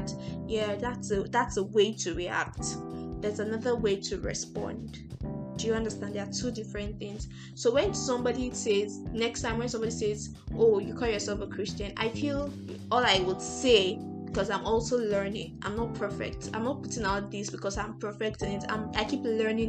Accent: Nigeria; I'm a Nigerian

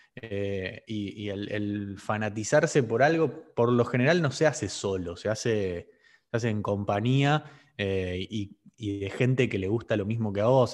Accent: Argentina; Por ser argentino

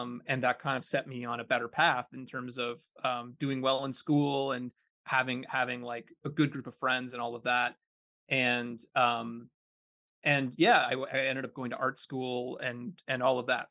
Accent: Kitchener, Ontario, Canada; moved away; I grew up in Kitchener, Ontario, uh, in a pretty suburban neighborhood

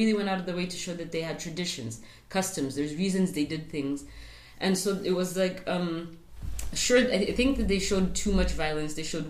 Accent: South Africa; It's a way of demeaning us as South African black people and trying to show that we're savages in comparison to these, like, civilized white people.

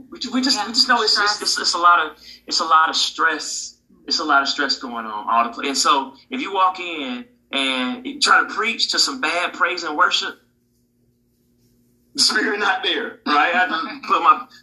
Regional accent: Jamaica; I'm Jamaican, you know, Jamaicans always.

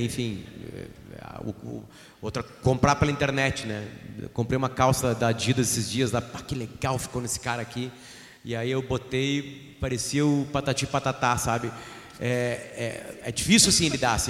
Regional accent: Alegrete, Rio Grande do Sul, Brazil; moved away; eu saí do Alegrete, do Alegrete eu usava calça grande com fudírio caído

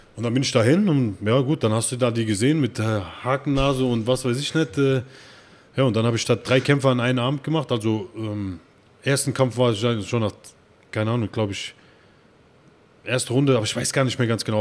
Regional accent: Erbach, Hesse, Germany; now in Frankfurt, Germany; ich bin ja, äh, nicht hier in Frankfurt geboren, ich bin, äh, in Erbach im Odenwald geboren

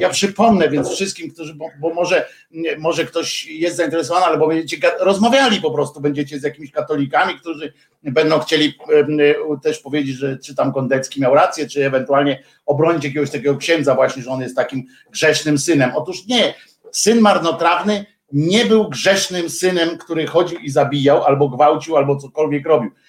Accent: Gdynia, Pomeranian Voivodeship, Poland; moved away as an adult; also born or lived in Tychy; now in Warsaw, Poland; ja się urodziłem w Gdyni i mam do niej sentyment

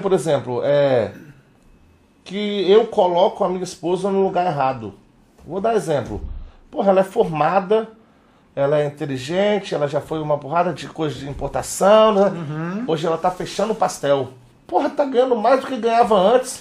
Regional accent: Vila Velha, Espírito Santo, Brazil; nós somos cria da Praia da Costa

